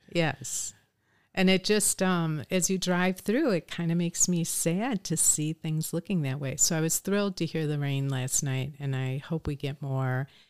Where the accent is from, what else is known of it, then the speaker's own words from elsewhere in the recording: Oshkosh, Wisconsin, United States; moved away as an adult; also born or lived in Madison, United States / Chicago, United States; I was born and raised in Oshkosh